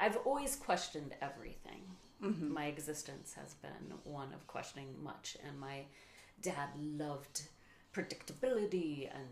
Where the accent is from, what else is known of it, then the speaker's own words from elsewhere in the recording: Sioux Falls, South Dakota, United States; I was born in Sioux City, Iowa, and raised in Sioux Falls, South Dakota.